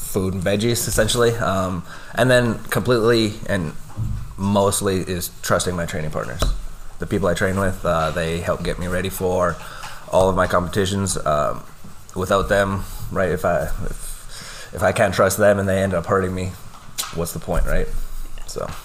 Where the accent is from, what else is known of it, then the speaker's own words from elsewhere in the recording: Lloydminster, Canada; Born and raised in Lloyd, um, which uh, there's not too many of us anymore